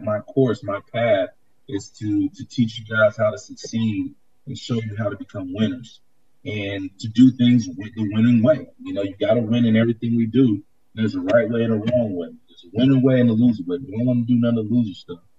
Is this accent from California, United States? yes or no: yes; Bay Area, California, United States; moved away as an adult; also born or lived in San Diego / Chicago; growing up in California, the Bay Area